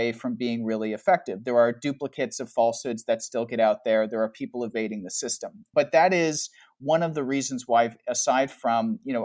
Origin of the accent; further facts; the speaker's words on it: Canada; also born or lived in Toronto; so I'm Canadian. And I live in Toronto